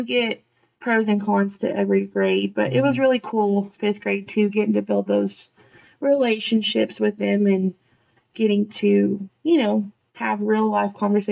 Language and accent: English; Archer City, Texas, United States; I went back to my hometown and I taught at Archer City